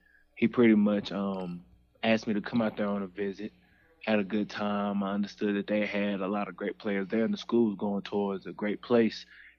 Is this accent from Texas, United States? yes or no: yes; Dallas, Texas, United States; I am from Dallas, Texas, Pleasant Grove, Dallas, Texas. It's in the city. I've been there, grew up there my whole life.